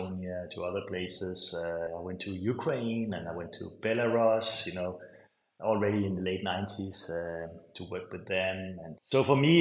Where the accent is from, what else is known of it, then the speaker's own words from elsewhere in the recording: Capital Region of Denmark, Denmark; I grew up in Denmark, in a tiny island in the Baltic Sea